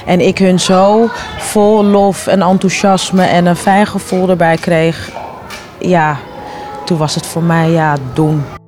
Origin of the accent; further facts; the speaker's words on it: Amsterdam, North Holland, Netherlands; ik ben opgegroeid in Amsterdam-Noord.